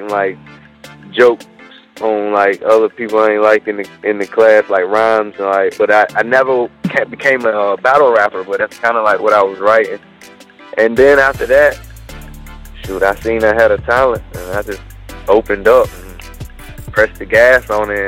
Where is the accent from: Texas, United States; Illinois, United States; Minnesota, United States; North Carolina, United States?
North Carolina, United States; Murfreesboro; also born or lived in Greenville, North Carolina; I'm from Murfreesboro